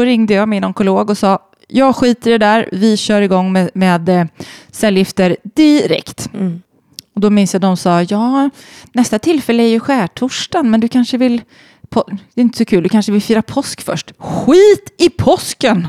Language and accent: Swedish; Sweden; moved away; alla mina vänner hemma i Sverige